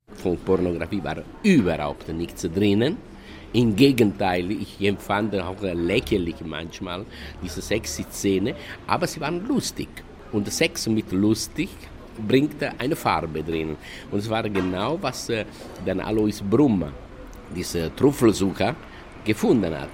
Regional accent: Italy; German is a second language; moved away; Ich kam aus Italien

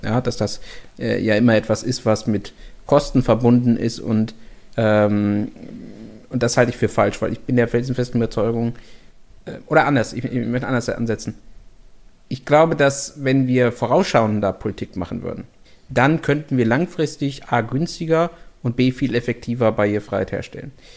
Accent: Germany; bei uns in Deutschland

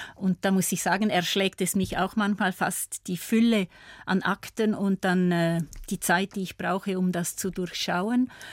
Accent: Appenzell Ausserrhoden, Switzerland; now in Graubünden, Switzerland; aufgewachsen bin ich ja im Kanton Appenzell. Appenzell-Ausserrhoden.

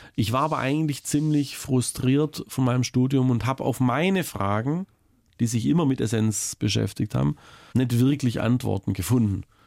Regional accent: Baiersbronn, Baden-Württemberg, Germany; moved away; immer wenn ich nach Mitteltal komme, so heißt der Teilort, in dem ich aufgewachsen bin

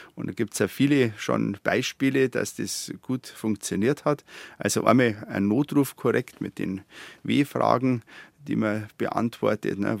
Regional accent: Garmisch-Partenkirchen, Bavaria, Germany; meine Heimat wäre Partenkirchen

